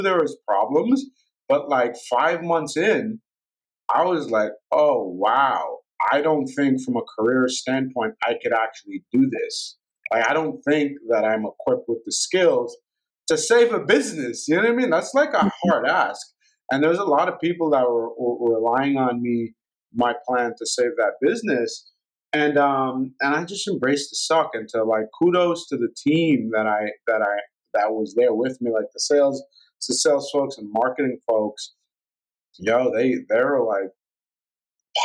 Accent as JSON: {"language": "English", "town": "New York City", "region": "New York", "country": "United States", "tie": "born or raised there", "said": "I grew up in Brooklyn"}